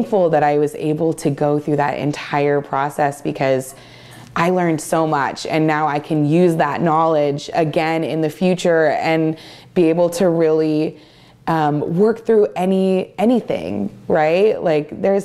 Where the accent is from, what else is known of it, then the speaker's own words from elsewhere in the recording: Dufur, Oregon, United States; I grew up in Eastern Oregon